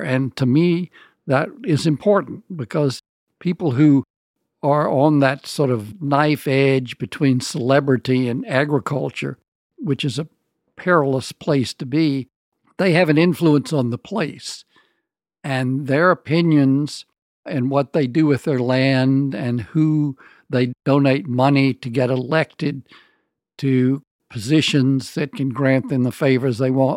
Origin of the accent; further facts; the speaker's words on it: the American South, United States; moved away as an adult; also born or lived in New Orleans, Louisiana; Southern writers